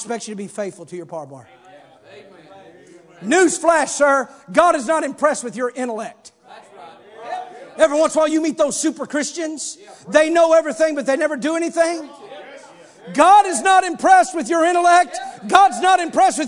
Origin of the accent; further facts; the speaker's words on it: Campbell, Missouri, United States; also born or lived in Clarkton, Missouri; we moved from Clarkton to Campbell